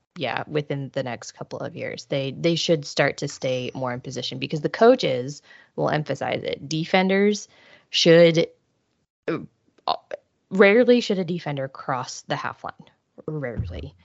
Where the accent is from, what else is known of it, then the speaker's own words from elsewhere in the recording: Midwest, United States; I grew up in the Midwest